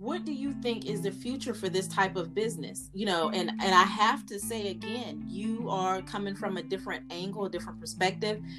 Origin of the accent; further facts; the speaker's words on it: Fayetteville, North Carolina, United States; I am from Fayetteville